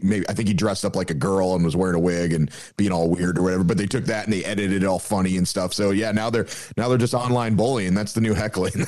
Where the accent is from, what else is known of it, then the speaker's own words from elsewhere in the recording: Iowa, United States; I went to Iowa State for a little bit in, in my home state